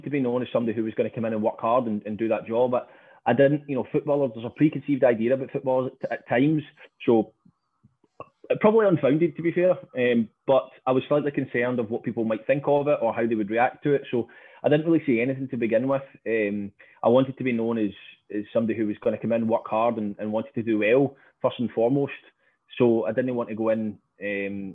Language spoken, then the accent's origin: English; Stranraer, Scotland, United Kingdom; Growing up in Stranraer